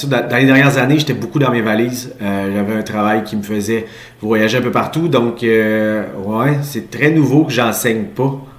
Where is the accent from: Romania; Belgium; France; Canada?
Canada; Quebec City, Quebec; je suis un petit gars de Québec. je suis grandi, je suis né et grandi à Charlebourg